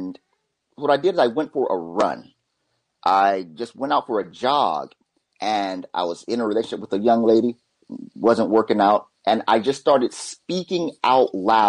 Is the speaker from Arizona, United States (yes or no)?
yes; Phoenix, Arizona, United States; moved away as an adult; now in Japan; it sent me back home to Phoenix